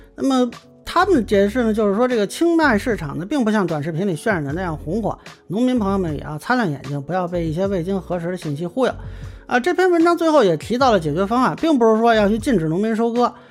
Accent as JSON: {"language": "Chinese", "town": "Lintong", "region": "Shaanxi", "country": "China", "tie": "born or raised there", "also_born_or_lived": "Beijing (parents)", "moved": "yes", "said": "你像我父母呢是北京知青，我小时候在陕西临潼县住过很多年，那片当时主要的是种的玉米和小麦啊。"}